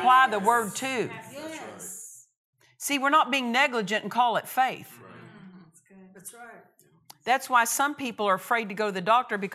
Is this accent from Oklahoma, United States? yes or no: yes; Oklahoma, United States; I'm from Oklahoma